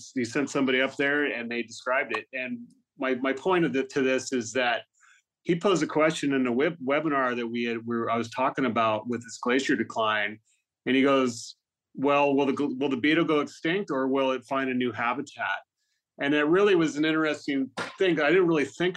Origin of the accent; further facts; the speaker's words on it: Lewiston, California, United States; Me growing up in Lewiston, California